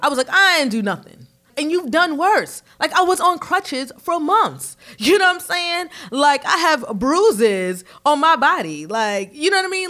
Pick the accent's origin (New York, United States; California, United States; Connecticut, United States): New York, United States; New York City; moved away as an adult; now in Charlotte, United States; I grew up in Harlem in the 80s and 90s